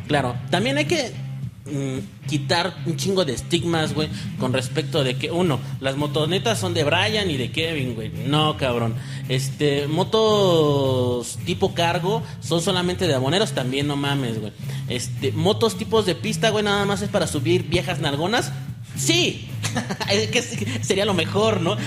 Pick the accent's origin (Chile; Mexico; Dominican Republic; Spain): Mexico; Mexico City; Nosotros somos de la Ciudad de México